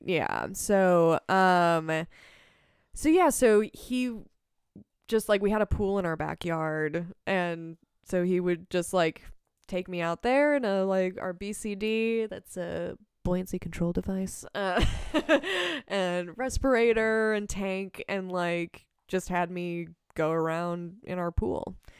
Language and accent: English; Palmyra, Wisconsin, United States; now in Madison, United States; I grew up in Palmyra, uh, Wisconsin, which is, um, like, population sixteen hundred